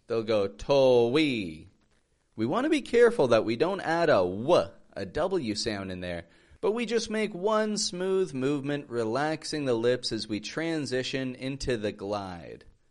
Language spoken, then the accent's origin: English; Toronto, Ontario, Canada; moved away as an adult; now in Mexico; I'm from Toronto, Canada, living in Mexico